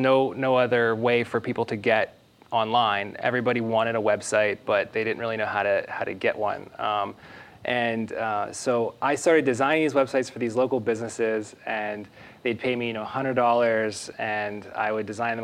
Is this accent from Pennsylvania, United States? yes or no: yes; Pittsburgh, Pennsylvania, United States; moved away as an adult; now in Austin, United States; So I'm originally from Pittsburgh, Pennsylvania. I was born and raised on a 20-acre farm right outside the city, and moved to Austin about 5 years ago